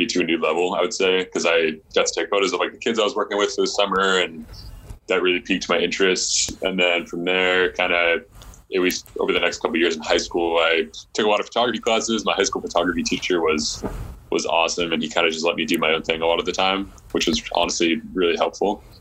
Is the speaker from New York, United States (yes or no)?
no; just outside of Seattle, Washington, United States; I grew up just outside of Seattle